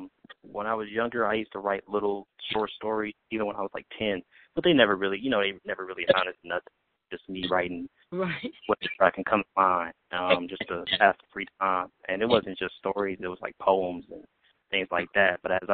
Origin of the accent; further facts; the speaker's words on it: Milwaukee, Wisconsin, United States; Milwaukee, Wisconsin.